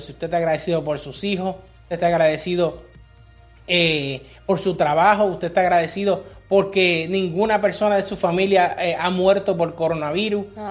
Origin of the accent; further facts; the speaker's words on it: Puerto Rico; now in United States; cuando nosotros crecimos en Puerto Rico